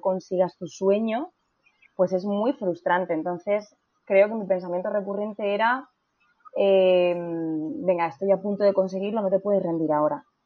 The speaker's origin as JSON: {"language": "Spanish", "region": "Region of Murcia", "country": "Spain", "moved": "as an adult", "lives_now": "Madrid, Spain", "said": "en Murcia, que es eh, de, donde yo soy."}